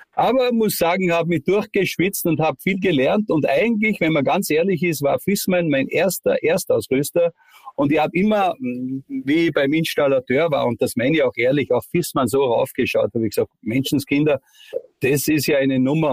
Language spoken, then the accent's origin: German; Styria, Austria; accent: steirisch (Styrian); ich rede ja auch kein schönes Hochdeutsch, ein bisschen steirisch dabei